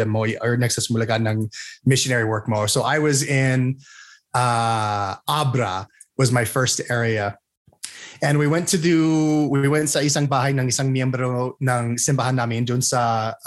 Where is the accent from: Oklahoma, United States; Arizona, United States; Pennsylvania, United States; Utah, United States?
Utah, United States; accent: American; also born or lived in Texas / Philippines; So I was born in Texas, army family kami. So born on an army base. Tapos lumipat kami dito sa Utah when I was, I think, 5 or 6. And dito na lang ako until I went to San Diego for Marine training.